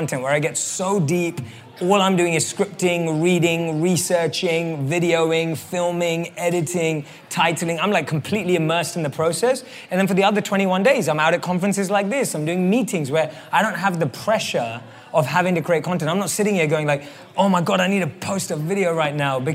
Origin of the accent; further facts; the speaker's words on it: London, United Kingdom; moved away; I grew up and born and raised in London